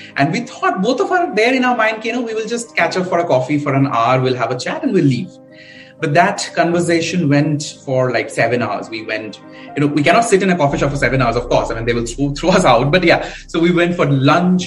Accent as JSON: {"language": "English", "town": "Kolkata", "region": "West Bengal", "country": "India", "tie": "born or raised there", "said": "I grew up a very uh, middle class family. So I'm I'm basically from Calcutta."}